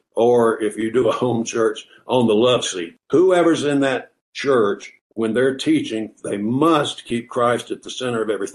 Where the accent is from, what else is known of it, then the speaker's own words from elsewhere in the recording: Southern, United States; accent: Southern; my Southern accent